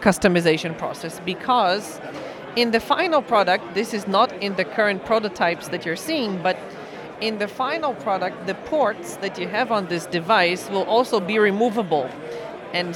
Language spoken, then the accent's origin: English; Israel; I'm coming from Israel